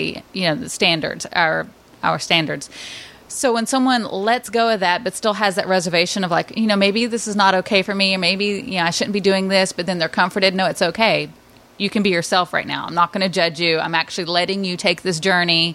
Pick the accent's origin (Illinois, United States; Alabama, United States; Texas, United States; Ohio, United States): Alabama, United States; now in New York, United States; I grew up in Alabama